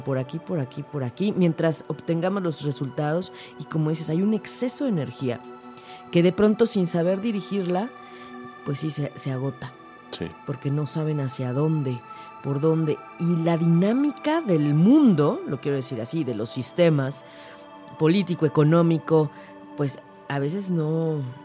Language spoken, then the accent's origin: Spanish; Mexico; nosotros pues como mexicanos